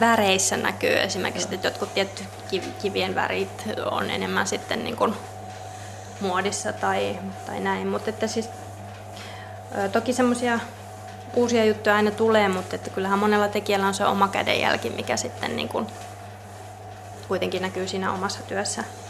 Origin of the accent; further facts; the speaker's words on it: Helsinki, Uusimaa, Finland; moved away; Mä oon Helsingistä kotoisin